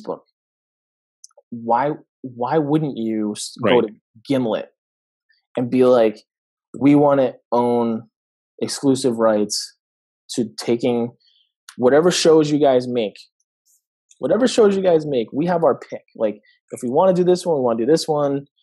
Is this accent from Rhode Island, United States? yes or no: yes; Providence, Rhode Island, United States; my hometown of Providence